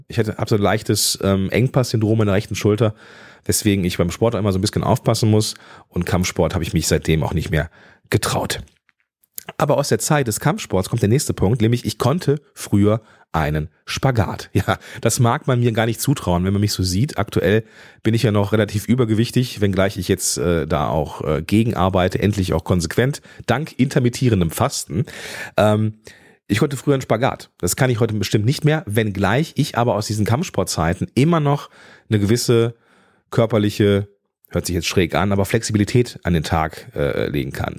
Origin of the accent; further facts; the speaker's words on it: Moers, North Rhine-Westphalia, Germany; also born or lived in Düsseldorf / Eifel; Ich bin im Dreistromgebiet groß geworden, zwischen dem Niederrhein, dem Ruhrgebiet